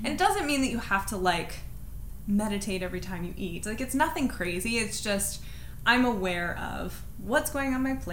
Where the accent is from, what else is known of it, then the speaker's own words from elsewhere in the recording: Cincinnati, Ohio, United States; I was born in Cincinnati, Ohio